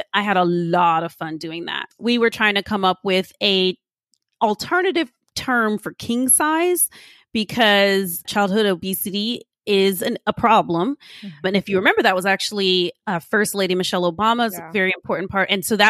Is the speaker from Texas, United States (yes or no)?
yes; Austin, Texas, United States; I grew up in Austin, Texas, in a low income, high crime, primarily Mexican American neighborhood.